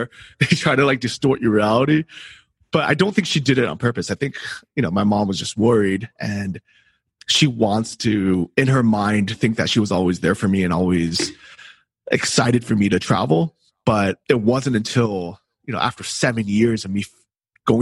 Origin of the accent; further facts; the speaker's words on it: San Francisco, California, United States; I grew up in San Francisco.